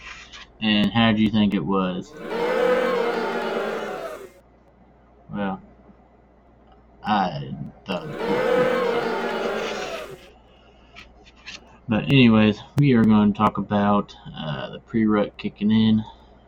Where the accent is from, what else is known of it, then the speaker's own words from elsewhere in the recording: Missouri, United States; I am from Missouri